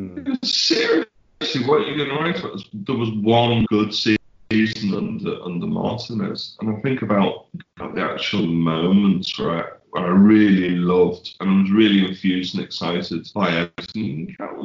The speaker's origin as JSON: {"language": "English", "town": "Crosby", "region": "North West England", "country": "United Kingdom", "said": "I'm from Crosby"}